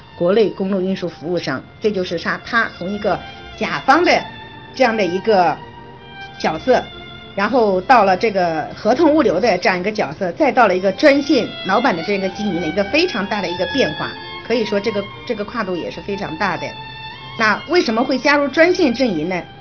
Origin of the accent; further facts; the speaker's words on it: Xiangyang, Hubei, China; 我呢是来自湖北襄阳人